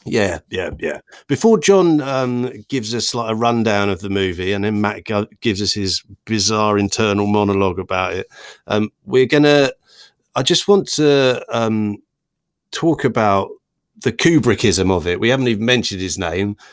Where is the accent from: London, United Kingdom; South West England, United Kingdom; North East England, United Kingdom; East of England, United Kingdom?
East of England, United Kingdom; Worstead; three lifelong Norfolk chums